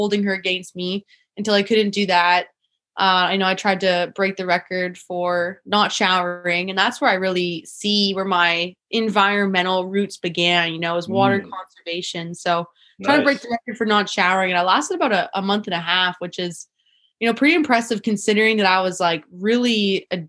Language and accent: English; Manitoulin Island, Ontario, Canada; moved away as an adult; now in Tofino, Canada; I moved from here when I was 4 and I grew up on Manitoulin Island, Ojibwe First Nations territory. And I grew up from there from 4 to 17 years old